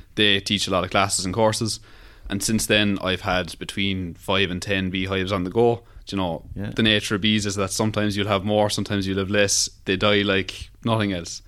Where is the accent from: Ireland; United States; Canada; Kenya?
Ireland; Cork, Munster; I'm from Rochestown in Cork City